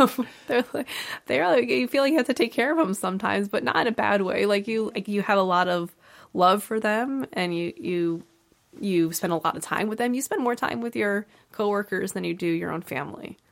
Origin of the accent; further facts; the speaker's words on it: East Haven, Connecticut, United States; I grew up in East Haven